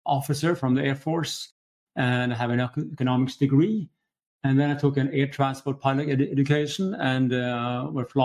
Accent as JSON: {"language": "English", "country": "Norway", "moved": "as an adult", "lives_now": "Stockholm, Sweden", "said": "I'm from Norway myself, but living here for 20 years."}